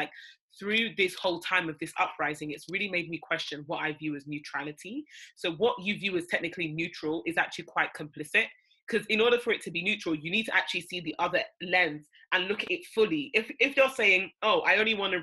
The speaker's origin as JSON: {"language": "English", "country": "Nigeria", "said": "we're both Nigerian"}